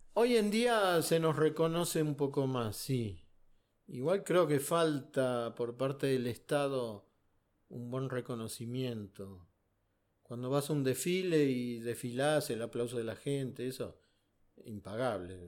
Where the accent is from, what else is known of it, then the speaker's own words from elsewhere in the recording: Buenos Aires, Argentina; Para mí existió el 78, que era chico y, ahí me fui caminando desde Chacarita hasta el obelisco con mis primos